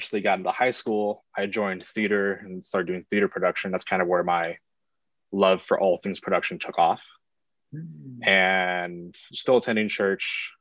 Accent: Palm Springs, California, United States; also born or lived in San Diego, California; I was born in San Diego, California, and then me and my family moved out to Palm Springs, where Southwest is located. When I was about 6 or 7

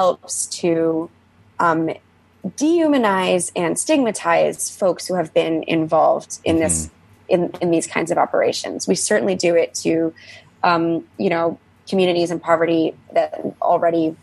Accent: United States; as an American

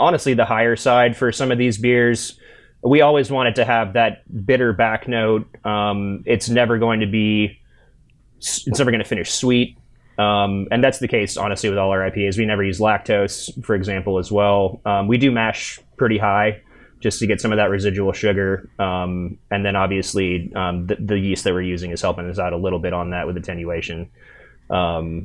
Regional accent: Indiana, United States; I'm from the Midwest. I'm from Indiana

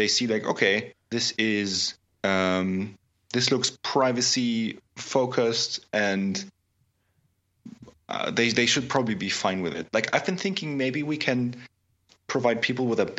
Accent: Augsburg, Bavaria, Germany; my hometown of Augsburg, Germany

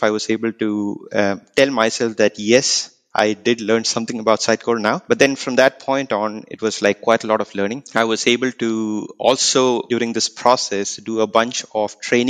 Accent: India; now in Auckland, New Zealand; I reside in Auckland, but I'm basically from India

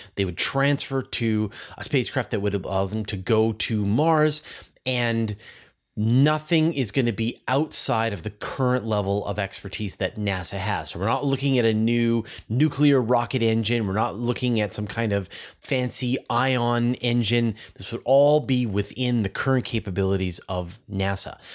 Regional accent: Canada; as a Canadian

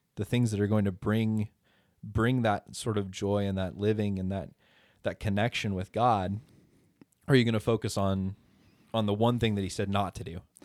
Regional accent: Idaho, United States; I'm from Idaho

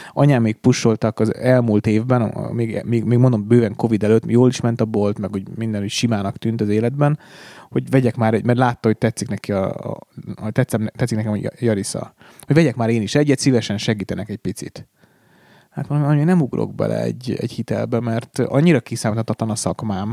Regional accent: Hungary; magyar vagyok

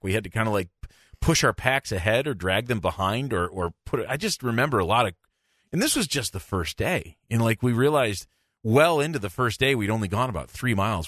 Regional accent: Michigan, United States; I'm from Michigan

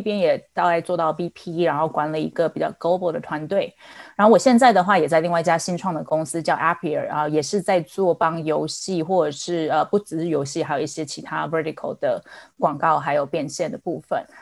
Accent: Taiwan; moved away as an adult; now in San Francisco Bay Area, United States; 大家应该听得出来我的口音，我来自台湾，然后我在美国大概有十多年的时间

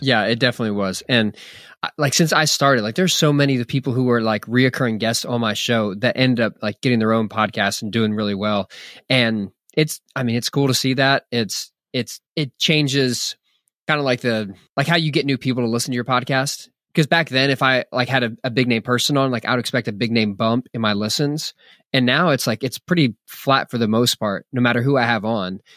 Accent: Philadelphia, Pennsylvania, United States; now in Texas, United States; I'm a pastor in Texas, and, yeah, I was born in Philadelphia. Uh, I right around the corner from where you are, but, um, the majority of my adult lifetime has been in Texas.

